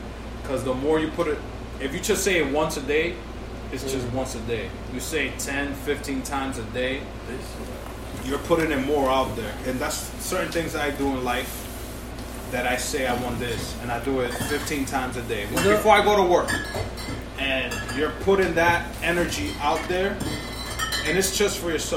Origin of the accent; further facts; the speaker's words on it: New York, United States; I'm from the Heights too